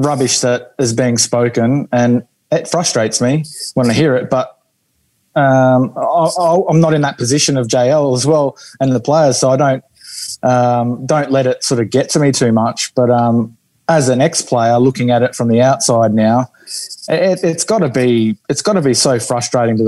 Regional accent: Queensland, Australia; now in Western Australia, Australia; I'm a Queenslander

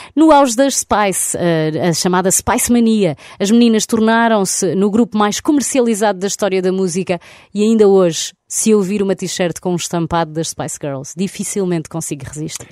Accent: Portugal; na minha aldeia recôndita

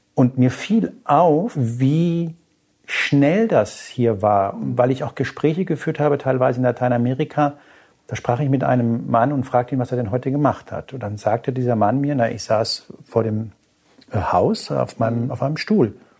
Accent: Hanau, Hesse, Germany; ich bin in der Nähe von Frankfurt aufgewachsen, in Hanau

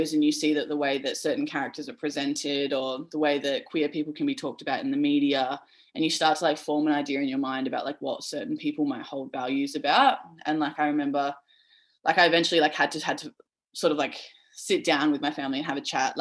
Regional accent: Perth, Western Australia, Australia; growing up in Perth

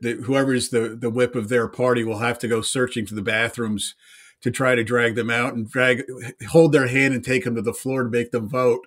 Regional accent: Pennsylvania, United States; I'm from Pennsylvania

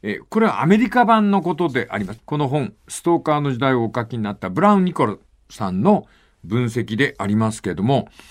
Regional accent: Fukuoka, Japan; 地元の福岡

